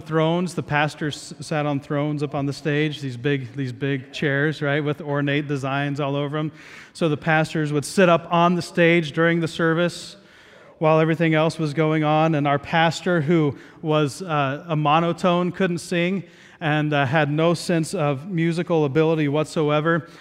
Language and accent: English; Southeast Ohio, United States; moved away; I grew up in Southeast Ohio